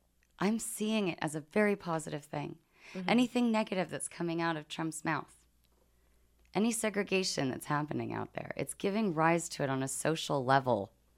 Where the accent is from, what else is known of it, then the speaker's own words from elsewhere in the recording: United Kingdom; accent: British; I'm British.